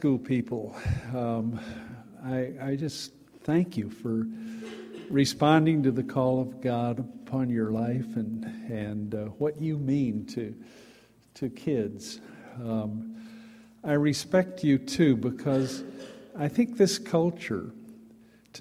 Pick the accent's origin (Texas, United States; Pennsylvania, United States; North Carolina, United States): Texas, United States; Dallas; I grew up in Dallas, Texas